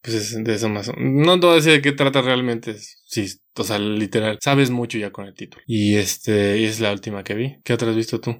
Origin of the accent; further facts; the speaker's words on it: Mexico; como mexicanos